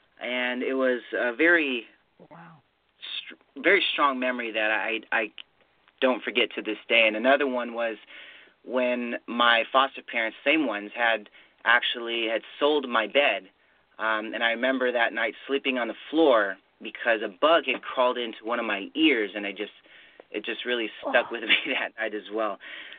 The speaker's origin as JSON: {"language": "English", "town": "Riverside", "region": "California", "country": "United States", "tie": "born there", "said": "So I was born in Riverside, California."}